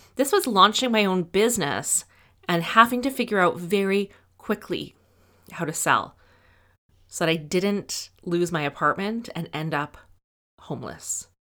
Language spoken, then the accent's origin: English; Edmonton, Alberta, Canada; I grew up in Edmonton